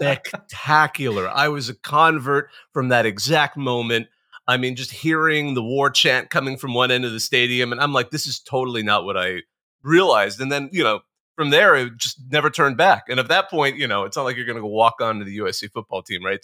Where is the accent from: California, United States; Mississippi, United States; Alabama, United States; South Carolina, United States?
California, United States; Bakersfield; moved away; I grew up in Bakersfield, the armpit of California